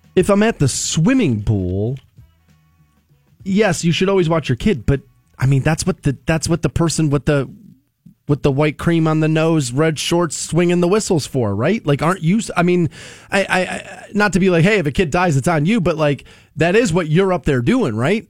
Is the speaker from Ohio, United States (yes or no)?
yes; Aurora, Ohio, United States; I grew up in Aurora Shores and there was a pool walking distance from my house.